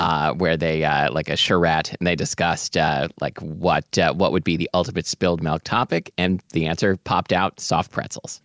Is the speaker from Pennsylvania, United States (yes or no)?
no; Portland, Oregon, United States; we didn't really have, like, many street vendors growing up in Portland